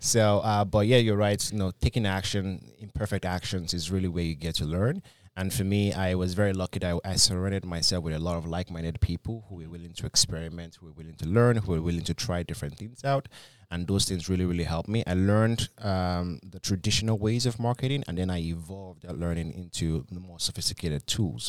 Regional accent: Nigeria; moved away; when I came from Nigeria, I had a bit of an, a heavy accent. Some of my accent's still there

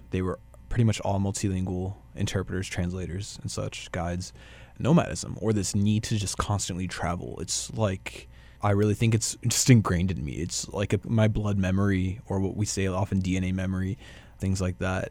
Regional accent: Dallas, Texas, United States; moved away as an adult; also born or lived in Brașov, Romania / Paris, France / Bucharest, Romania / Minneapolis, United States; now in Winnipeg, Canada; I was born and raised in South Dallas

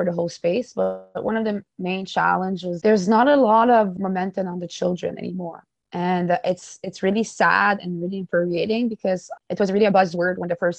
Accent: James Bay Cree Nation, Quebec, Canada; now in Winnipeg, Canada; I'm also originated from the James Bay Cree Nation

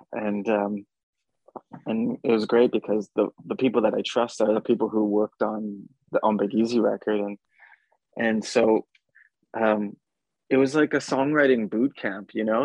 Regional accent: Brokenhead Ojibway Nation, Manitoba, Canada; me growing up on Broken Head Ojibwe Nation with with my dad

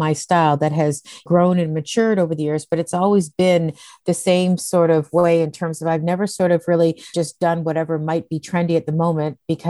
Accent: Dundas, Ontario, Canada; It was a population of 21,000 people, which I'm now going to move back home to. And it was absolutely beautiful. We were right in the conservation area. I lived in the valley.

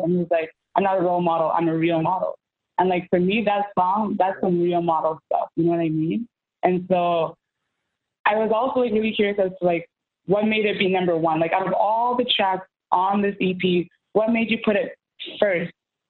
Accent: Winnipeg, Manitoba, Canada; I grew up in Central

